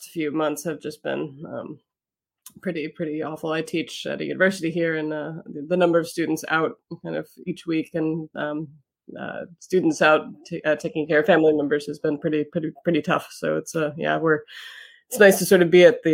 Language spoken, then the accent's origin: English; Kentucky, United States; moved away as an adult; also born or lived in Ohio / Connecticut; now in Florida, United States; I grew up in Kentucky